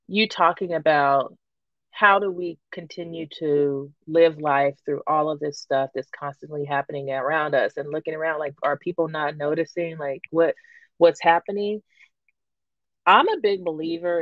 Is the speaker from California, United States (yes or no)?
yes; California, United States; I'm from California